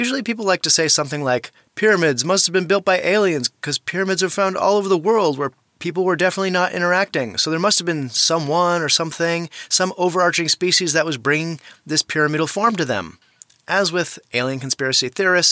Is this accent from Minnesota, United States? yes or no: yes; Bemidji, Minnesota, United States; moved away; I still visit that house every time I go back to Bemidji, which is my hometown